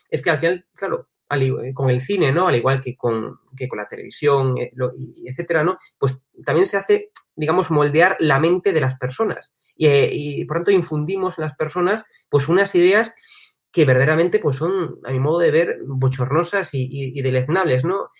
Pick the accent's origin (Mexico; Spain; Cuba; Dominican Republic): Spain; los españoles somos